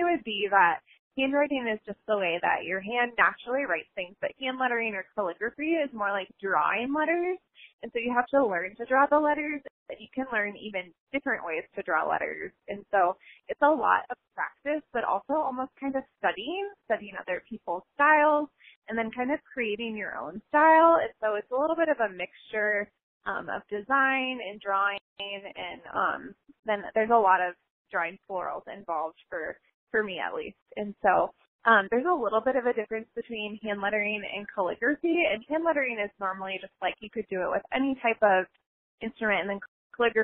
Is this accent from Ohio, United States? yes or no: yes; Cincinnati, Ohio, United States; I'm from Cincinnati